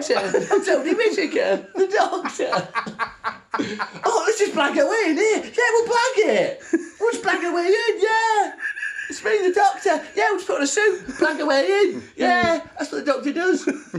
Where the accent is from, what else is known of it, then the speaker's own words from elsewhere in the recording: France; I'm from France.